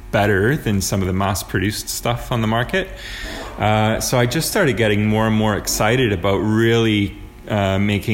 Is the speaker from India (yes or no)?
no; Toronto, Ontario, Canada; moved away as an adult; now in Kitchener-Waterloo, Canada; I'm from Toronto, but about 3 years ago, I worked a little bit in Kitchener